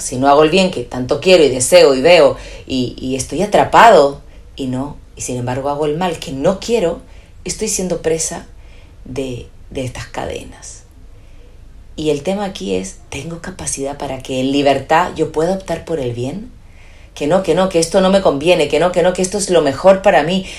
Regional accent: Chile; moved away; also born or lived in Spain; soy chilena

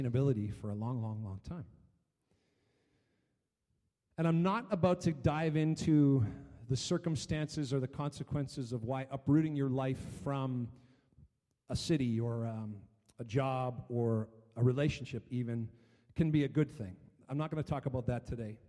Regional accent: Chatham, Ontario, Canada; when I was growing up in Chatham, Ontario

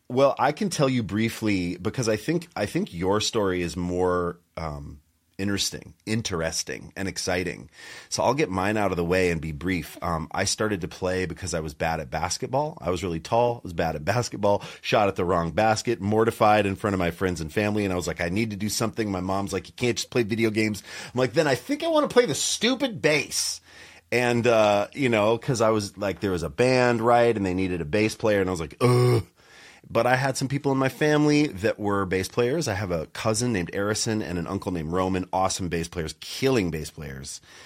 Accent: Montana, United States; I grew up in Montana

